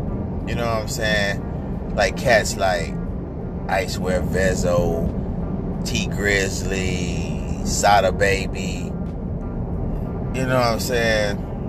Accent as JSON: {"language": "English", "town": "Inkster", "region": "Michigan", "country": "United States", "said": "I'm from Michigan. Inkster, Michigan. Right outside Detroit."}